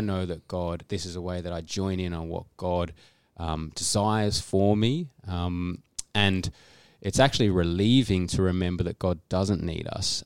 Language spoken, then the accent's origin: English; Canberra, Australian Capital Territory, Australia; moved away as an adult; now in Adelaide, Australia; we live in Adelaide. I've been in Adelaide for seven or eight years. Before that, I grew up in Canberra